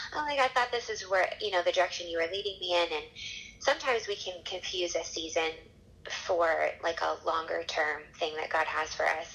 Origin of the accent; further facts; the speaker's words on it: Baltimore, Maryland, United States; moved away as an adult; also born or lived in California / Chicago / Zambia; now in Nashville, United States; Baltimore was where I grew up